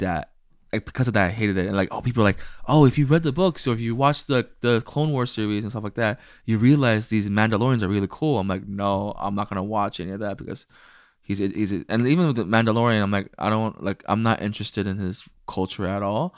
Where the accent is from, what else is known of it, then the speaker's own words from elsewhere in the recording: United States; I was born in America